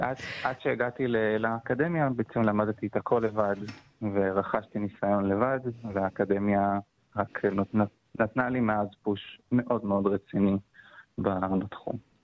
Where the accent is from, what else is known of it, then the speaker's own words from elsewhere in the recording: Beersheba, Southern District, Israel; moved away as an adult; also born or lived in Tel Aviv; אני גדלתי uh, בקונסרבטוריון בבאר שבע